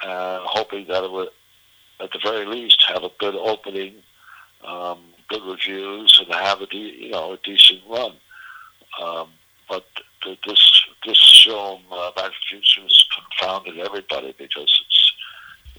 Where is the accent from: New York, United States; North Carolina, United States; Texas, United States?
New York, United States; outside of; I grew up outside of New York